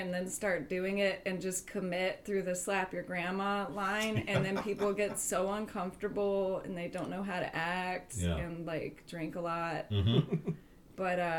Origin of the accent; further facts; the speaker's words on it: Florida, United States; also born or lived in Beacon / Harlem / Texas; now in Poughkeepsie, United States; I live in Poughkeepsie right now. I'm actually from Florida, but I lived in Beacon for 3 years. And then before that, I lived in Harlem. And then before that, I lived in Texas.